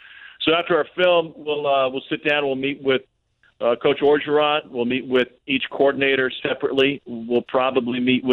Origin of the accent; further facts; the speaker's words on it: Missouri, United States; growing up in Missouri